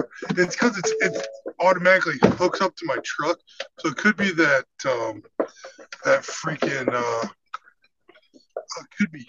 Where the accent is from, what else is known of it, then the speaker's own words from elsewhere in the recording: Central Illinois, United States; now in Florida, United States; I'm originally from Central Illinois